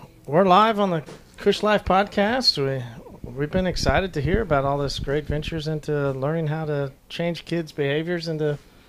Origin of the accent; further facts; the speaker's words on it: Oklahoma, United States; I'm from Oklahoma.